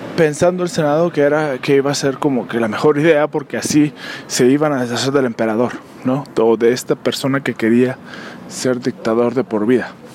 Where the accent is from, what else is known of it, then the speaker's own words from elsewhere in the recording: Mexico; somos nosotros como mexicanos